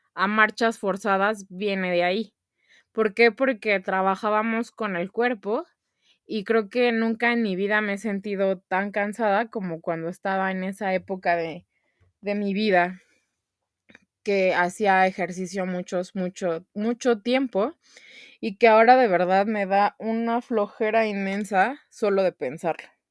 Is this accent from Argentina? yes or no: no; Mexico; como mexicanos